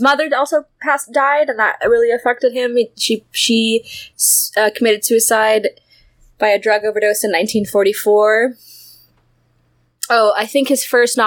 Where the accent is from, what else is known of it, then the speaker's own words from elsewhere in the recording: United States; I'm American